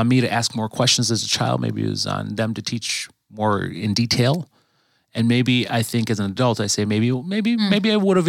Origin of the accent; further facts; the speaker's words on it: Green Bay, Wisconsin, United States; my family's from Southern California, but I grew up and was raised in Green Bay. So my mom and my dad were born in Compton and Long Beach. My brother, San Diego. Mm-hmm. I've all my family's over on the West Coast, but I was born in Green Bay.